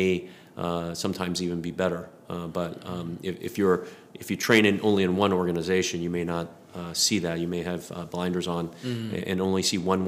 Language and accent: English; East Coast, United States; moved away as an adult; now in Texas, United States; we grew up in the East Coast.